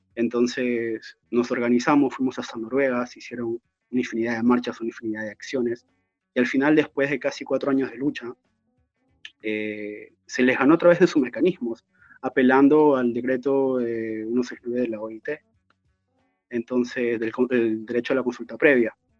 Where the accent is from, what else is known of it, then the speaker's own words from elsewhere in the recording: Trujillo, La Libertad, Peru; now in Europe; Siendo trujillano